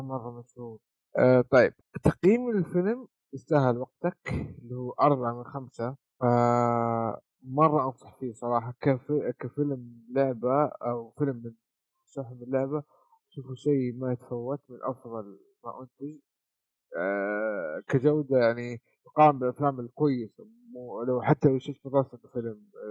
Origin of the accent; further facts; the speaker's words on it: Saudi Arabia; عندنا في السعوديه